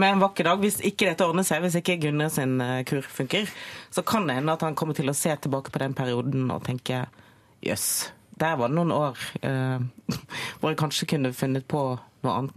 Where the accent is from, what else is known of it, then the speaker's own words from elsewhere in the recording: Bergen, Vestland, Norway; Fana. To mil utenfor Bergen sentrum